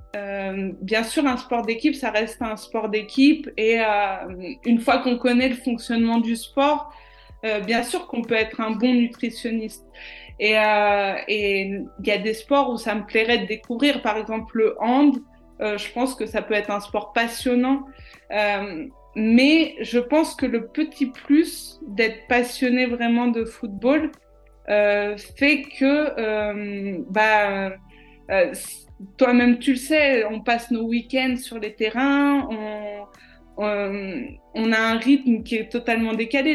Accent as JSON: {"language": "French", "country": "France", "also_born_or_lived": "Chambéry / Marseille / Majorca", "said": "je l'ai aussi vécu en tant que Française dans une cité"}